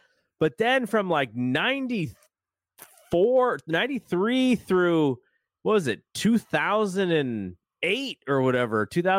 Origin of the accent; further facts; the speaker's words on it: San Jose, California, United States; San Jose State's great, my hometown, but it's a commuter school.